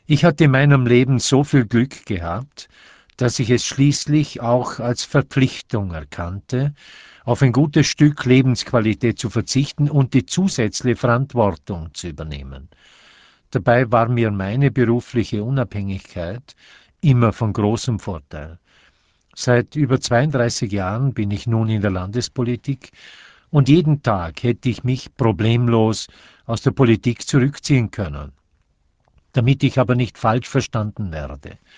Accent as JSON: {"language": "German", "town": "Thüringen", "region": "Vorarlberg", "country": "Austria", "tie": "born or raised there", "said": "Ich habe mich in die Pflicht nehmen lassen. Zunächst für meine Heimatgemeinde Thüringen, dann 1964 für den Landtag"}